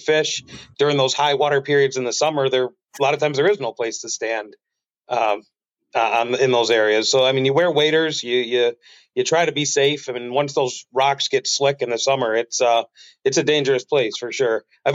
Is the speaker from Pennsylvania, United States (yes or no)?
no; New York, United States; I'm from the U.S. side. I'm from New York. So if you were over there on Pebbly Beach, I mean, odds are that we were directly across from you. You know, we were fishing the U.S. side from Art Park to the Whirlpool. You know, same thing, grew up down there